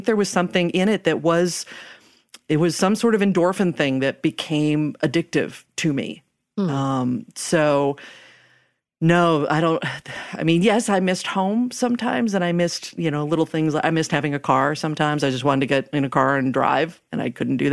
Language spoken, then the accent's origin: English; United States; moved away as an adult; also born or lived in Thailand; I'm American